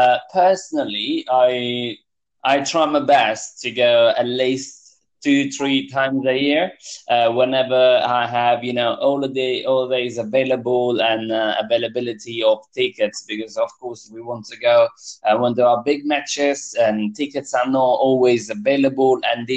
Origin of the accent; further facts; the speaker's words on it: Apulia, Italy; now in London, United Kingdom; I'm from Puglia, the hill of Italy. Okay. It's a very southern east.